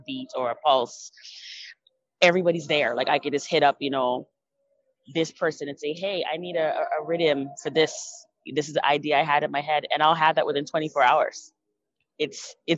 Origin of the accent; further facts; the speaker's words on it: Canada; when you are Canadian born and you speak patois